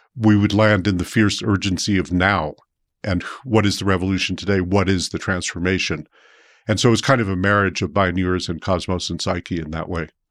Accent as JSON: {"language": "English", "town": "New York City", "region": "New York", "country": "United States", "tie": "born or raised there", "also_born_or_lived": "Brooklyn, New York / San Francisco / New Mexico", "moved": "as an adult", "said": "I grew up in New York City"}